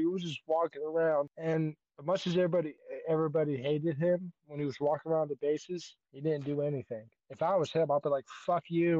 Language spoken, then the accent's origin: English; Georgia, United States